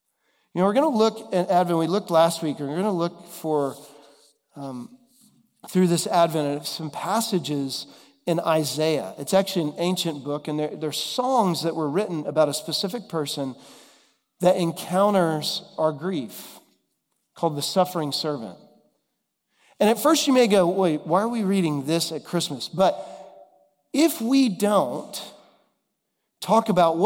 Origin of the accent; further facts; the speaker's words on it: Dallas, Texas, United States; now in Nashville, United States; we grew up together in Dallas